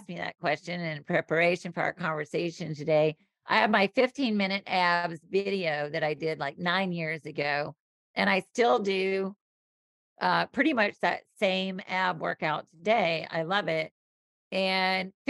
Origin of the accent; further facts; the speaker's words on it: the South, United States; I'm born and raised in the South. So I grew up with humidity